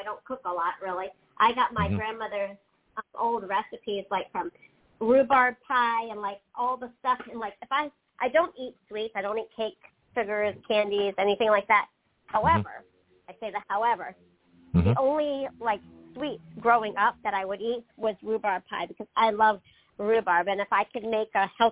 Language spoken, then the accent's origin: English; Pennsylvania Amish country, United States; I grew up in the Amish country, in the country. I'm Pennsylvania Dutch